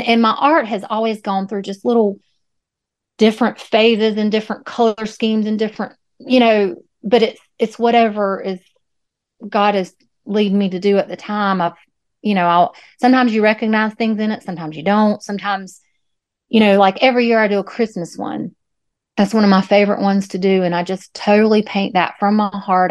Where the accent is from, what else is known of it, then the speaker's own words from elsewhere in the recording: Moore County, North Carolina, United States; moved away as an adult; also born or lived in Greensboro, North Carolina; now in Wallace, United States; I was raised in Moore County, which isn't far from Wallace